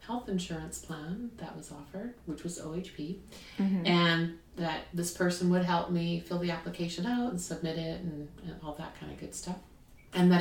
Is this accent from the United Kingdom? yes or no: no; Canada; now in United States; I'm Canadian